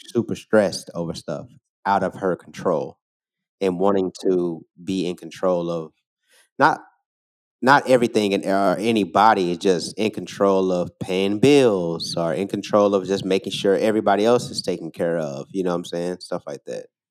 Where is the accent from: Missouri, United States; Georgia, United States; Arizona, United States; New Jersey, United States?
Missouri, United States; St. Louis; moved away as an adult; also born or lived in Oakland, California; now in Chicago, United States; Growing up in Saint Louis, I went to, I grew up on the north side